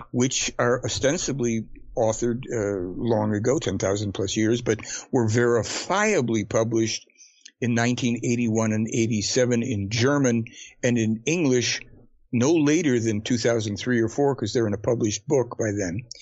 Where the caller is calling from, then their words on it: Canada; Yeah, I'm guy. calling from Canada, man. I'm sorry? I'm calling from Canada.